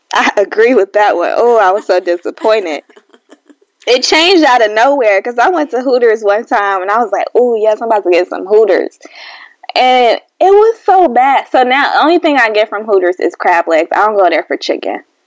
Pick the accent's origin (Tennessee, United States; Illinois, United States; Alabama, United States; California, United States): Illinois, United States; Chicago; I'm from Chicago